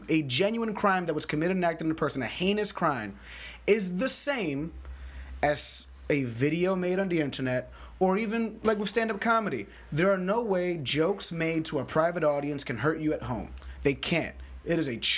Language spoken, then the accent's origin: English; New York City, New York, United States; I'm from the Bronx.